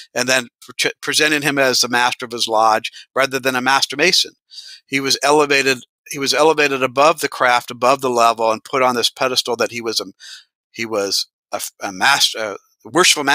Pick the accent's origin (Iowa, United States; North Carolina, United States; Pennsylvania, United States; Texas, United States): Iowa, United States; I'm from Iowa